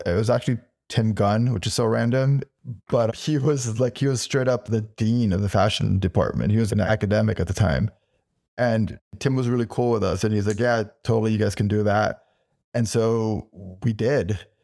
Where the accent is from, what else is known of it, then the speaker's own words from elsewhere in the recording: Miami, Florida, United States; moved away as an adult; now in New York, United States; I was born in Miami, and I was there until I was, like, eighteen years old, until I came to New York to enroll at Parsons.